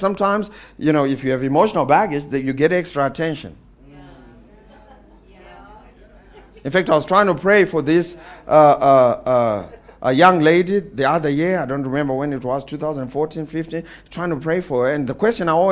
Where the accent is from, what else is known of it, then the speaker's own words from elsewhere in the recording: Eastern Cape, South Africa; I'm coming from the Eastern Cape